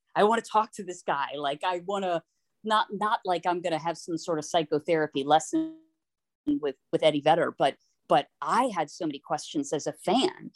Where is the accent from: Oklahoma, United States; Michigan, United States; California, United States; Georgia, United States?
Georgia, United States; Atlanta; moved away; I was growing up in Atlanta